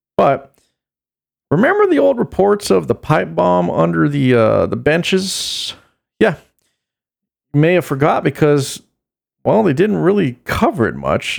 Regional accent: United States; as an American

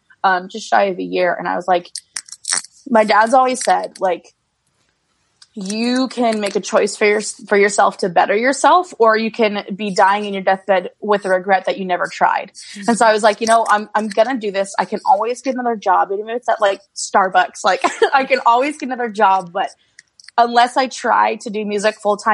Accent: Swanzey, New Hampshire, United States; I'm a country songwriter from Swansea, New Hampshire.

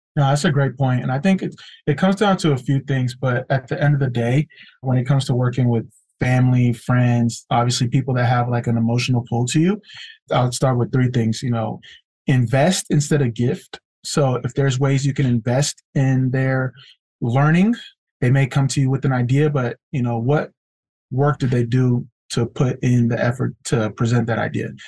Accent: California, United States; born or raised there

